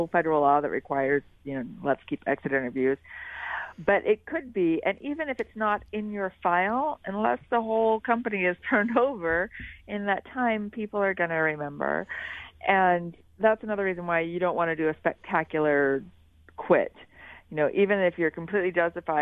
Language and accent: English; Philadelphia, Pennsylvania, United States; moved away as an adult; now in Switzerland; I'm from Philadelphia